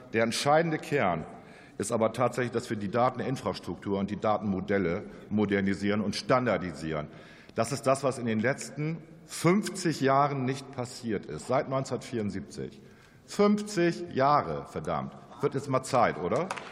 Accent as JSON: {"language": "German", "region": "Northern Germany", "country": "Germany", "said": "ich bin ja auch ein Norddeutscher"}